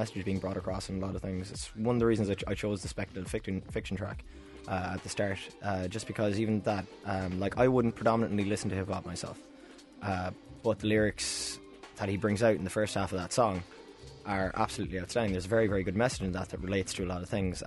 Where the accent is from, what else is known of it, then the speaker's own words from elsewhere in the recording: West Cork, Munster, Ireland; now in Cork, Ireland; I came from West Cork, and I got into punk, like, on my own down there